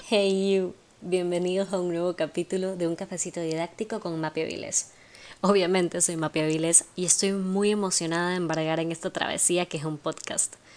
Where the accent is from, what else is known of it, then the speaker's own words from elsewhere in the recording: Guayaquil, Guayas, Ecuador; also born or lived in Argentina; soy guayaquileña